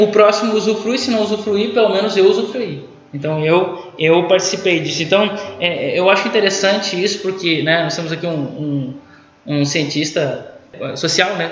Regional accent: Brazil; nós, brasileiros

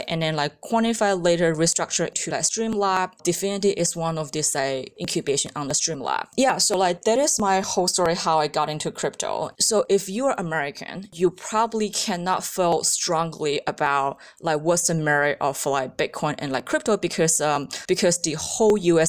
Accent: Guangdong, China; moved away as an adult; now in United States; I was born and raised back in China and like Guangdong province

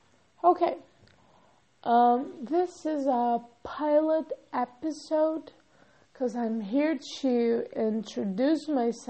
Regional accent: São Paulo, Brazil; first language Portuguese; English is a second language; also born or lived in Rio de Janeiro, Brazil; I'm from São Paulo, and I studied in college in another state, Rio. Yeah, Rio de Janeiro. Okay, so I'm a native speaker of Portuguese

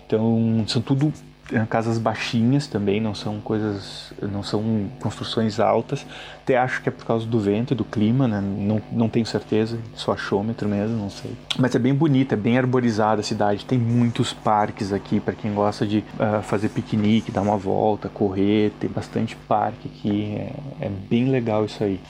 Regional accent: Caxias do Sul, Rio Grande do Sul, Brazil; moved away as an adult; now in Dublin, Ireland; De onde eu vim, que é Caxias do Sul, no Rio Grande do Sul

